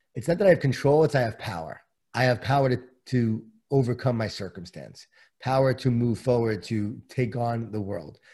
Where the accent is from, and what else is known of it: Long Island, New York, United States; born or raised there